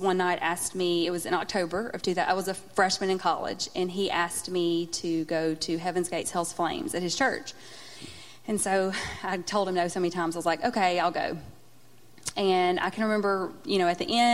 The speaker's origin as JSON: {"language": "English", "town": "Minden", "region": "Louisiana", "country": "United States", "said": "I'm from Minden"}